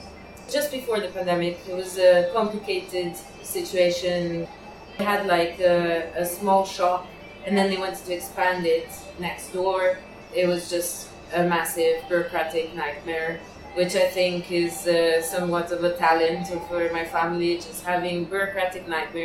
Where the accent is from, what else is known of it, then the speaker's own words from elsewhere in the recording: Piedmont, Italy; English is a second language; So, Liguria is near the sea, and I'm from the Piemonte